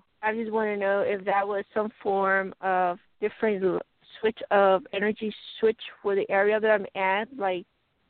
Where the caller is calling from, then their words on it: Colorado, United States; It's …, Colorado.